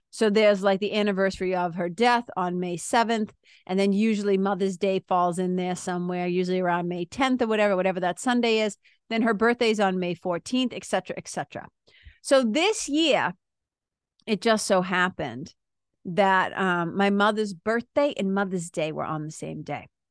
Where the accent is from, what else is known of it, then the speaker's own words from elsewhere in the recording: Lawrence, Massachusetts, United States; I remember being a kid growing up in Lawrence, Mass.